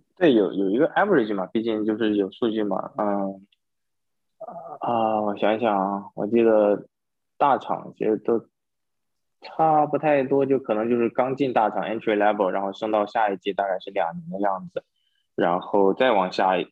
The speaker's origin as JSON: {"language": "Chinese", "country": "China", "moved": "yes", "lives_now": "San Francisco Bay Area, United States", "said": "作为中国人，我们最擅长的就是刷题"}